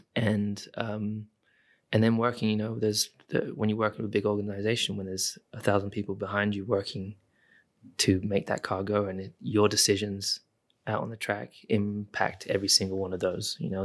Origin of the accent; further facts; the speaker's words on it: United Kingdom; I am British